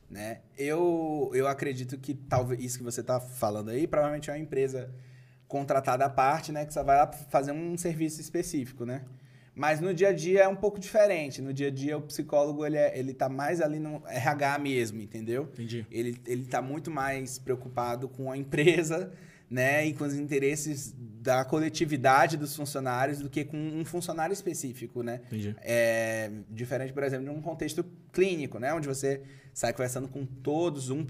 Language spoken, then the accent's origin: Portuguese; Maranhão, Brazil; now in São Paulo, Brazil